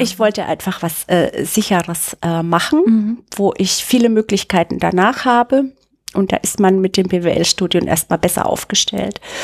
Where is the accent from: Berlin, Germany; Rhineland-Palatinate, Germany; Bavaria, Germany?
Bavaria, Germany; Bad Neustadt an der Saale; moved away as an adult; also born or lived in Munich; in Bad Neustadt aufgewachsen. Das ist bayerische Rhön. Mhm. Das hört man auch so ein bisschen an meinem R.